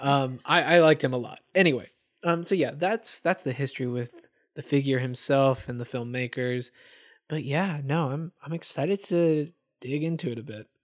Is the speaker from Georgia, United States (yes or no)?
yes; Atlanta, Georgia, United States; I'm originally from Atlanta, Georgia